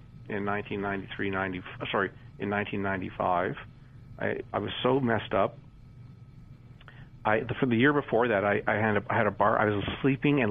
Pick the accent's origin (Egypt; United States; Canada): Canada; also born or lived in Toronto; as a Canadian growing up in the 60s, 70s, and 80s